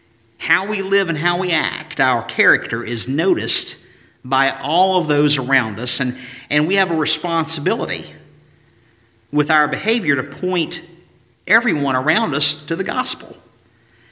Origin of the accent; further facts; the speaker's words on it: Galax, Virginia, United States; moved away; Years ago when I would drive home from college in Tennessee, that final stretch from Withville, Virginia to Galax, Virginia, 35-mile stretch